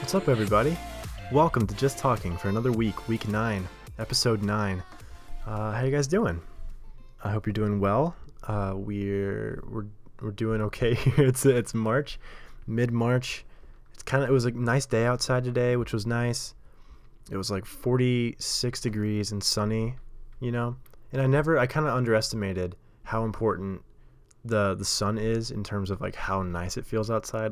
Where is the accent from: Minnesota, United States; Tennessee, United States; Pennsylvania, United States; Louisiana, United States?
Tennessee, United States; Nashville; moved away as an adult; now in New York, United States; I grew up in Nashville. and the South